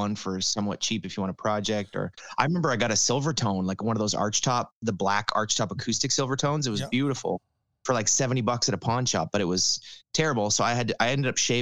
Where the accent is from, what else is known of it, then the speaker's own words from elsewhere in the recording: Ottawa, Ontario, Canada; this town that I'm in right now, my hometown, of Ottawa